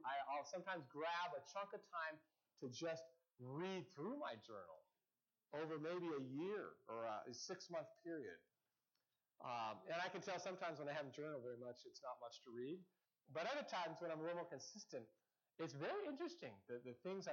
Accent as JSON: {"language": "English", "town": "Seattle", "region": "Washington", "country": "United States", "tie": "born or raised there", "said": "I'm such a Northwesterner. I grew up in Seattle"}